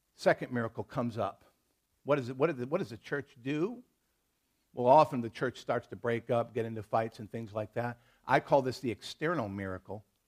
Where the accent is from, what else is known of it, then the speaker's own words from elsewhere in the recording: United States; I'm an American. I'm a proud to be one